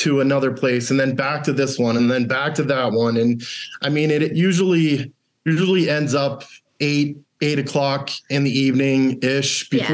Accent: United States; we speak English, you know, we're from the U.S.

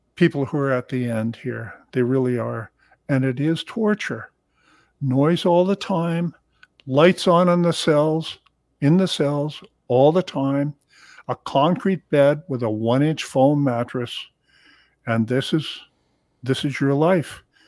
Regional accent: Hamilton, Ontario, Canada; also born or lived in Toronto; I was born in Hamilton, Ontario

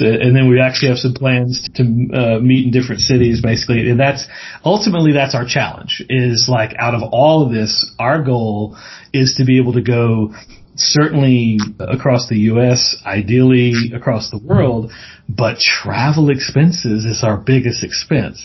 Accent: Mississippi, United States; I'm from the South so uh, grew up in Mississippi born and raised there

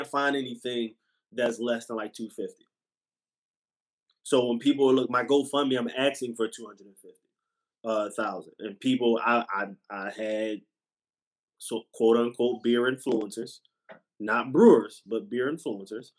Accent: Philadelphia, Pennsylvania, United States; I'm from West Philly.

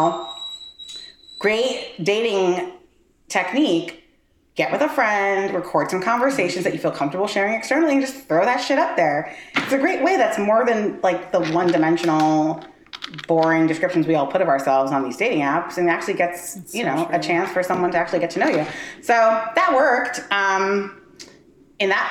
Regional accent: New York City, New York, United States; our shared experiences growing up in Brooklyn

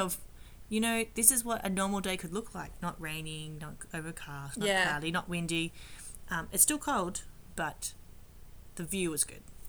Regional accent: Australia; Australia, a.k.a. us, because we're Australians

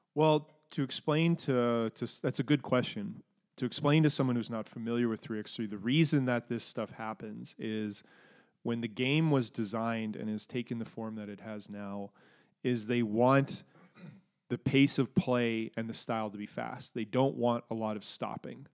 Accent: Alberta, Canada; my growing up in Alberta ness

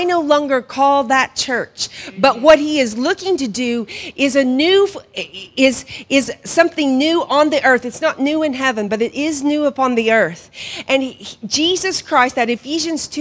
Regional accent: Hominy, Oklahoma, United States; moved away as an adult; also born or lived in Pawhuska, Oklahoma / Guatemala; now in Ireland; I grew up in Hominy

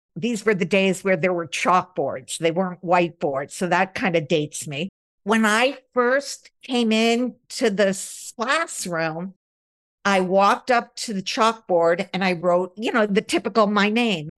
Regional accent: outside of Albany, upstate New York, United States; I grew up in upstate New York. A lot of times when you say New York, people think of New York City, but I grew up outside of Albany, the capital of New York, and so it was very suburban

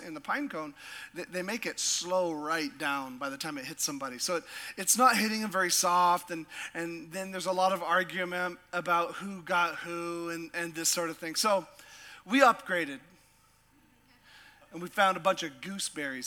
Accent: Sitka, Alaska, United States; I grew up in a little town called Sitka

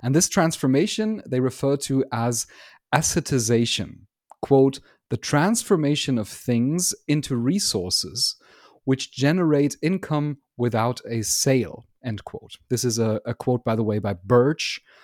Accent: Germany; I'm from Germany

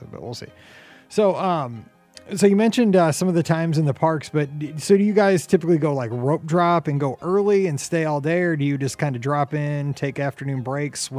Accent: Midwest, United States; kind of a maybe it's because I'm from the Midwest.

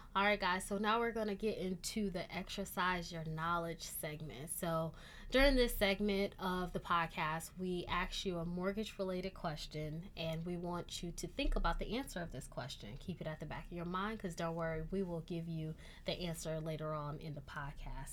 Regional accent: Michigan, United States; moved away; also born or lived in Miami; growing up in Michigan

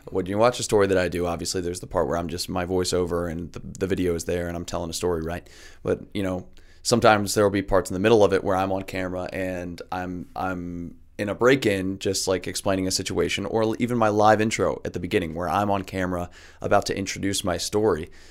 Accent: Raleigh, North Carolina, United States; moved away as an adult; also born or lived in Virginia / Atlanta; now in El Paso, United States; I am originally from Raleigh, North Carolina. I grew up, born and raised on the East Coast

